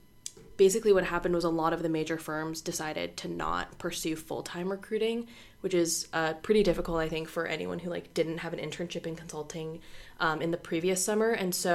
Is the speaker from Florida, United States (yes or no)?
yes; Orlando, Florida, United States; also born or lived in Bangor, Maine; Originally, I'm from Orlando, Florida, but I grew up a little bit in Bangor, Maine as well.